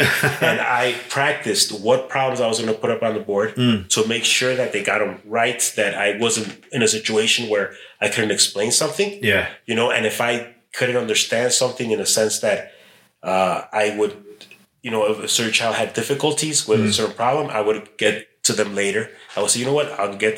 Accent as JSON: {"language": "English", "town": "Chicago", "region": "Illinois", "country": "United States", "tie": "born or raised there", "also_born_or_lived": "Mexico", "said": "I was born in Chicago, but we went to Mexico when I was a kid. Mm. I know it was second or third grade, and I came back, and I entered sixth grade here in Chicago"}